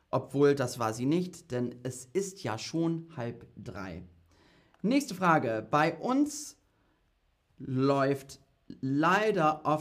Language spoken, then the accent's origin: German; United Kingdom; German is a second language; Also die Züge sind oft verspätet, aber ich komme aus Großbritannien und da ist es noch schlimmer.